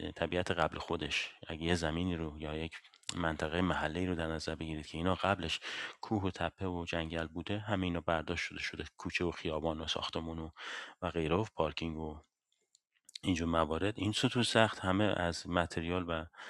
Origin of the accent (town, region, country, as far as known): Iran; now in Sweden